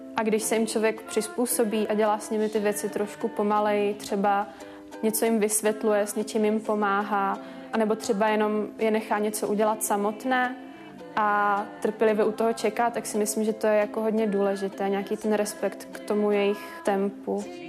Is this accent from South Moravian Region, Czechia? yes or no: yes; Brno, South Moravian Region, Czechia; moved away as an adult; now in Prague, Czech Republic; Já pocházím z Brna a do Prahy jsem přijela studovat